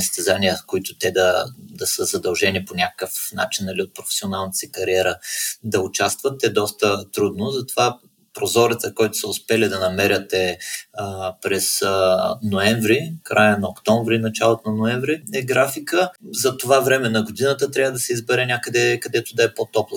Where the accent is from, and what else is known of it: Bulgaria